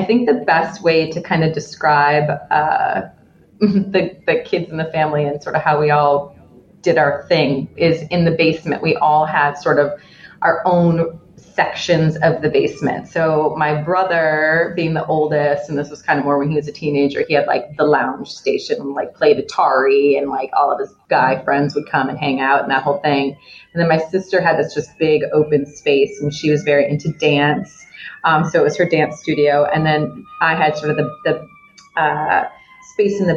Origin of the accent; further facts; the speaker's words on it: Evanston, Illinois, United States; now in Chicago, United States; I grew up in Evanston, which is a suburb just north of Chicago